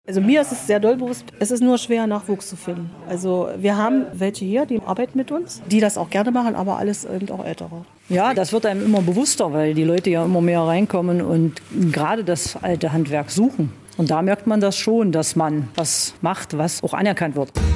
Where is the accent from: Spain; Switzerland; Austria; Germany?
Germany; Thale, Saxony-Anhalt; Ich bin gebürtiger Thalenser noch